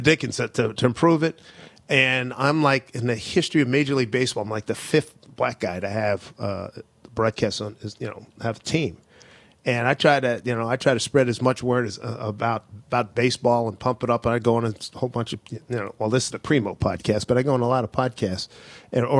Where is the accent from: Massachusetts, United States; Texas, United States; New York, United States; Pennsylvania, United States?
Pennsylvania, United States; Philadelphia; I grew up in Philly